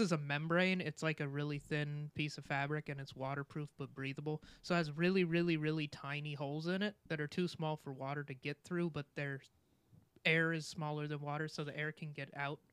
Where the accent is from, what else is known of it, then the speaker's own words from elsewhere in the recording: Montana, United States; I'm from Montana